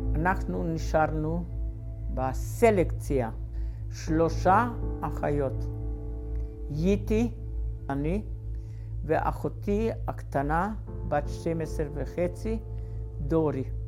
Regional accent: Slovakia; moved away; אני נולדתי בגרנטה ב-1930

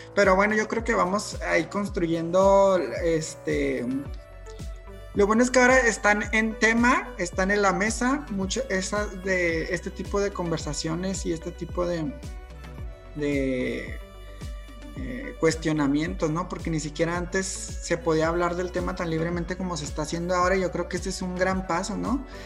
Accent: Mexico; soy mexicano y he crecido como, este, con esta asociación de la bandera mexicana

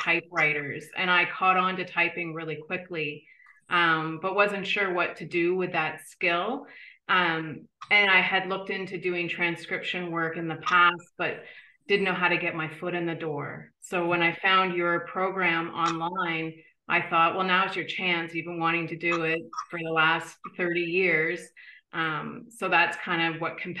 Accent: East Coast Canada, Atlantic Canada, Canada; I'm from East Coast Canada.

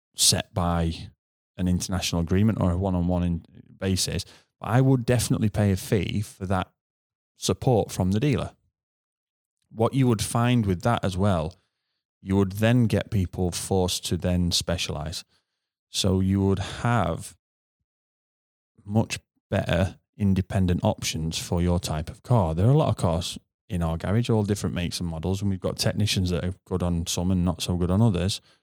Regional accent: United Kingdom; as a Brit

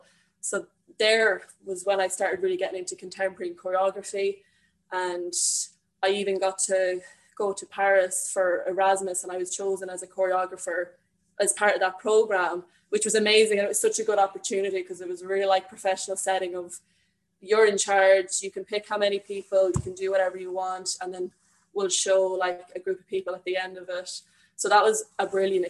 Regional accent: Longford, Leinster, Ireland; moved away as an adult; now in Dublin, Ireland; I am originally from Longford, but I'm currently living in Dublin.

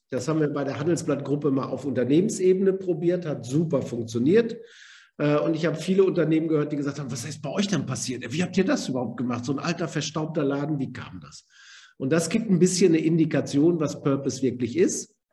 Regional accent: Germany; Wir kennen das als Deutsche, wenn wir sagen, wir haben eine Bestimmung.

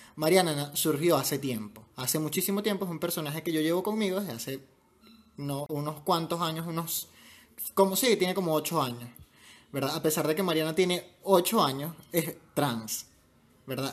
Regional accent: Venezuela; born or raised there

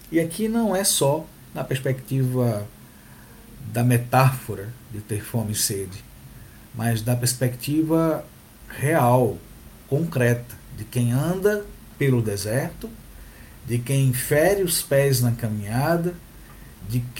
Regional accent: Northeast Region, Brazil; Sou pequeno, sou nordestino, uso barba, uso óculos, sou pardo e tenho cabelos encaracolados.

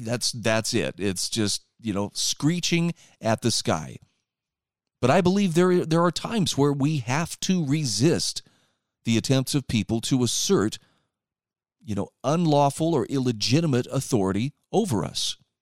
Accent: Utah, United States; my home state of Utah

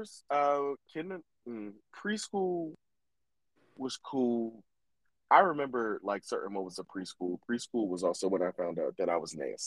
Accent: Bear, Delaware, United States; also born or lived in Newark, Delaware; we moved from Newark and moved out to the Hood of Bear

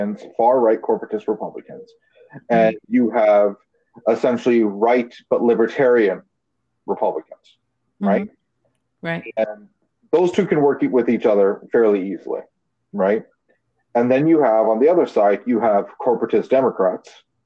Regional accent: Canada; I'm Canadian

